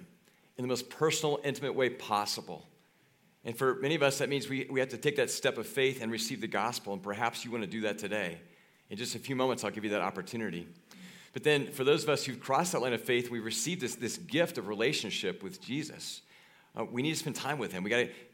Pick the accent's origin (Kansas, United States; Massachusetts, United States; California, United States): Kansas, United States; moved away; I grew up in Kansas.